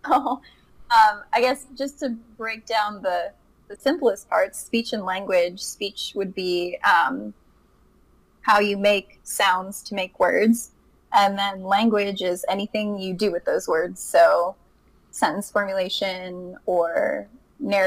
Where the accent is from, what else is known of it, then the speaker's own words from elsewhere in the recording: Hookstown, Pennsylvania, United States; moved away as an adult; also born or lived in Kent, Ohio; now in Colorado, United States; I'm from Hookstown, just like you all, and went to high school at Southside